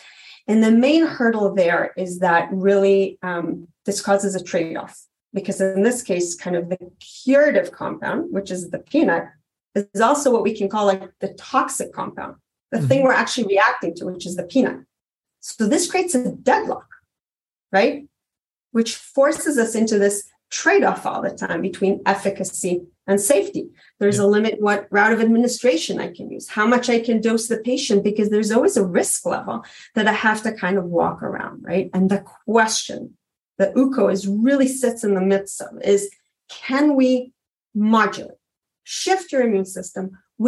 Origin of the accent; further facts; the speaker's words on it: New York, United States; also born or lived in Israel; You know, like I grew up in New York and Israel. I never had a kid in my class with food allergy